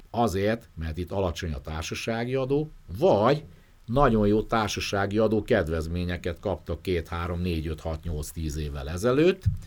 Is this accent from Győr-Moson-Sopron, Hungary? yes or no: no; Debrecen, Hajdú-Bihar, Hungary; moved away; én Debrecenbe járok vissza, onnan származom